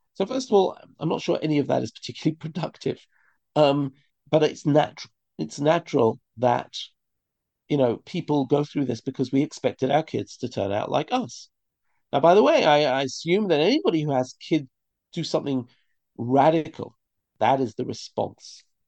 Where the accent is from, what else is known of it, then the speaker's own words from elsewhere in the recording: London, United Kingdom; moved away as an adult; now in Israel; I grew up in London in a religious community